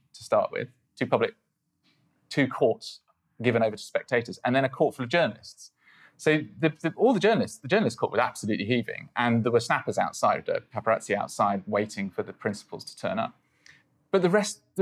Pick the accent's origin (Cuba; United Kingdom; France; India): United Kingdom; I'm British